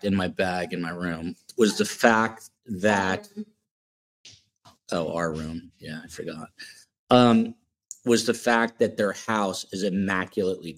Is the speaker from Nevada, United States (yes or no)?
no; New Jersey, United States; moved away as an adult; also born or lived in Manhattan, New York / Washington, D.C. / Tucson, Arizona; now in Miami, United States; I am from the East Coast, New Jersey